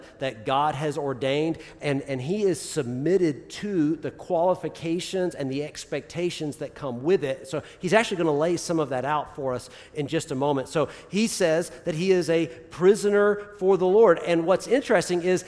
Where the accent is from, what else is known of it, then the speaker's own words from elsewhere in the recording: the South, United States; I'm from the South